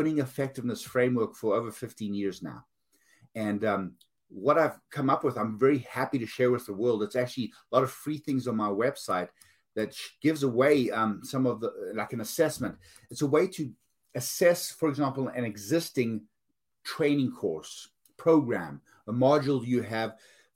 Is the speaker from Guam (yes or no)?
no; South Africa; moved away; I'm from South Africa